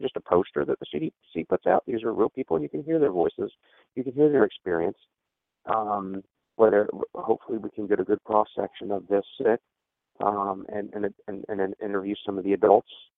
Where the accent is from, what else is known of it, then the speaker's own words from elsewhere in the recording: Georgia, United States; my home state of Georgia